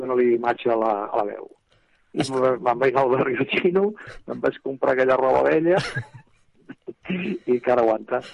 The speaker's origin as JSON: {"language": "Catalan", "region": "Catalonia", "country": "Spain", "said": "Català, com a bon català"}